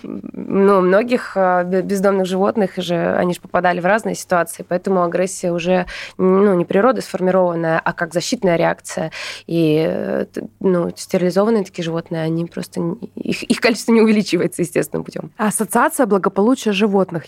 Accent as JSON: {"language": "Russian", "town": "Surgut", "region": "Khanty-Mansi Autonomous Okrug", "country": "Russia", "tie": "born or raised there", "also_born_or_lived": "Saint Petersburg", "moved": "yes", "said": "Я родом из Сургута, но Петербург был большей частью моей жизни"}